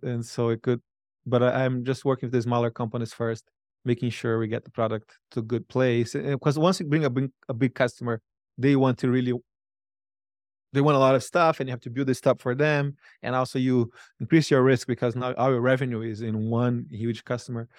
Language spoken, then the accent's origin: English; Brazil; moved away as an adult; now in United States; I used the money to move to the United States. I'm from Brazil